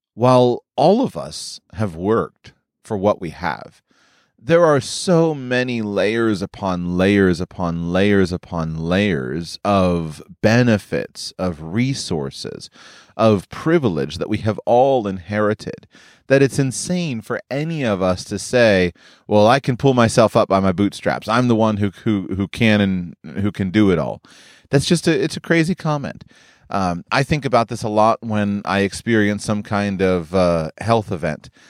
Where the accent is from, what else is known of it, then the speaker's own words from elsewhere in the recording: United States; I grew up in the United States of America